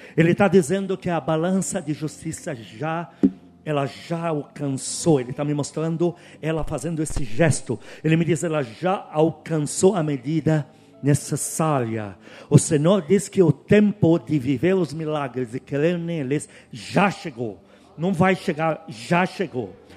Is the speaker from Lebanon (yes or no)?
yes; Tyre, South Governorate, Lebanon; now in Brazil; eu sou de Tiro